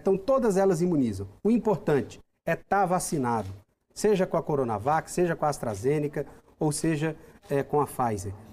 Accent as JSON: {"language": "Portuguese", "country": "Brazil", "said": "Nós somos brasileiros"}